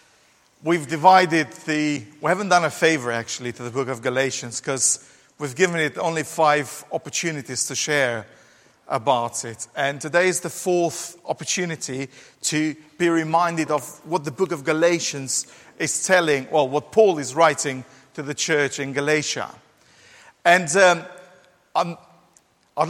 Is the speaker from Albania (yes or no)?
yes; Albania; now in England, United Kingdom; growing up in Albania, we didn't have, oh, poor Albanians, we didn't have children's bikes